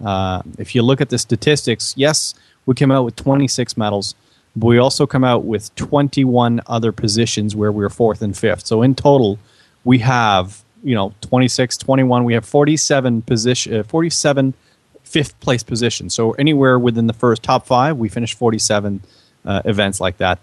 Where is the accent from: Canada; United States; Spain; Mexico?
Canada; We're Canadian